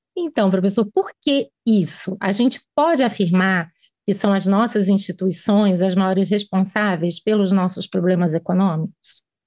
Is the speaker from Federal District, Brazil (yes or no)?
yes; Brasília, Federal District, Brazil; Sabe que eu sou filha de mãe pernambucana, pai paraibano, médico também, mas já nasci aqui em Brasília.